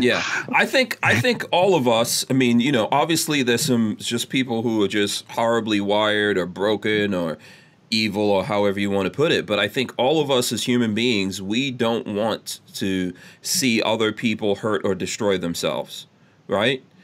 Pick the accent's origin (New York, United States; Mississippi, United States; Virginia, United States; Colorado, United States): New York, United States; New York City; I grew I grew up in New York City